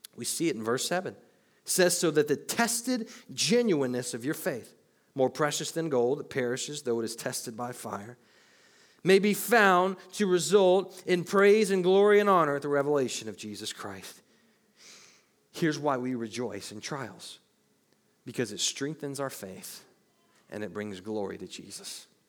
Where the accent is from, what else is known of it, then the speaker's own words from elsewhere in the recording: Murfreesboro, Tennessee, United States; I was born in Murfreesboro, Tennessee on July nineteenth, nineteen ninety-one.